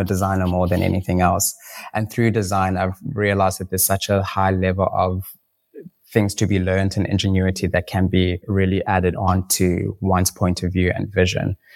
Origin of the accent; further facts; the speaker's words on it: South Africa; We are a South African brand